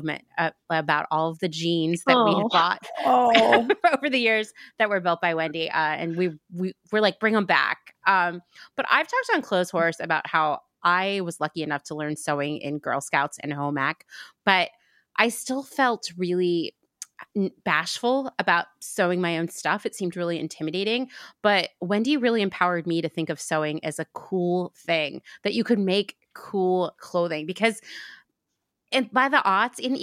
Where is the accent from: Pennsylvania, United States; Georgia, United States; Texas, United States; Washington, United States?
Pennsylvania, United States; I grew up in Pennsylvania